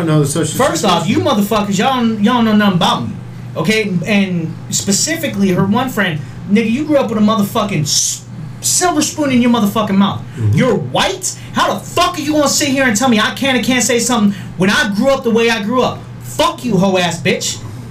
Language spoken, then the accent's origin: English; Las Vegas, Nevada, United States; Well, I'm from Vegas.